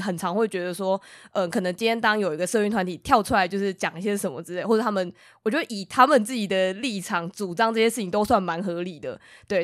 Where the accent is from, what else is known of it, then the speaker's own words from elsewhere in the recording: Taiwan; 我们身为台湾人